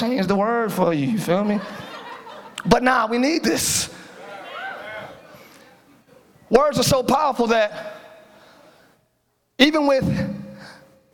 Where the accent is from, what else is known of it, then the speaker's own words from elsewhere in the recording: Philadelphia, Pennsylvania, United States; I'm from Philly.